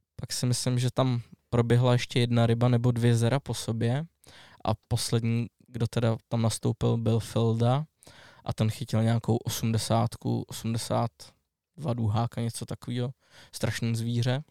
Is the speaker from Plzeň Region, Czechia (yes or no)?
no; Strakonice, South Bohemian Region, Czechia; jsem ze Strakonic, tak tam mám volinku a otavu